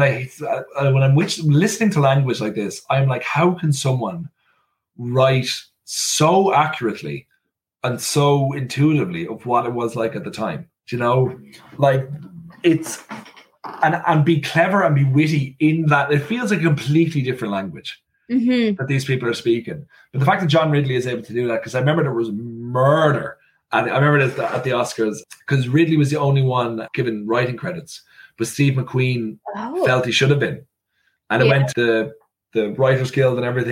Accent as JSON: {"language": "English", "country": "Ireland", "tie": "born or raised there", "said": "I am from Ireland. I grew up in Ireland."}